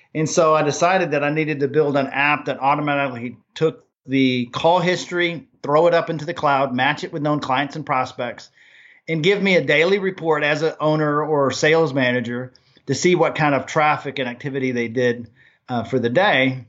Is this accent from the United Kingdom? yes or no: no; Germany; now in Nashville, United States; I grew up in Germany